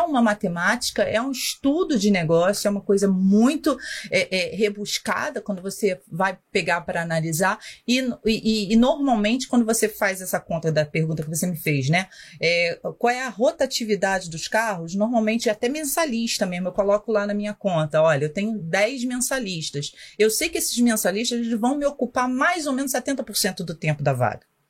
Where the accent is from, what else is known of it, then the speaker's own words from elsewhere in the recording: Rio de Janeiro, Brazil; accent: carioca; eu sou do Rio